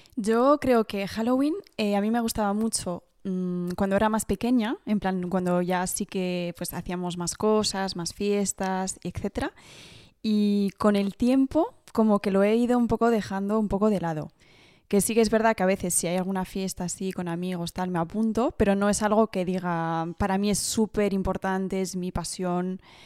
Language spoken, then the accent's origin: Spanish; Paris, Île-de-France, France; soy francesa, como decían así, que he, bueno, he nacido en París, eh, pero mis dos padres son españoles